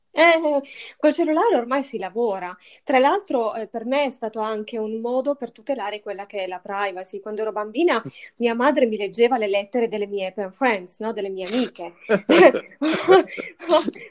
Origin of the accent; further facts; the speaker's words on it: Matera, Basilicata, Italy; io ho 31 anni, sono di Matera, sono lucana